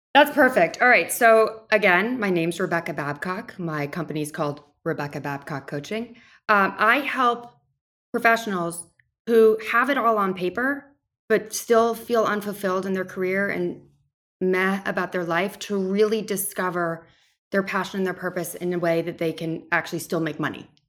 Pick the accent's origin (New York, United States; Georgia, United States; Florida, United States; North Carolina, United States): New York, United States; also born or lived in Nashville, Tennessee; I grew up right outside of New York City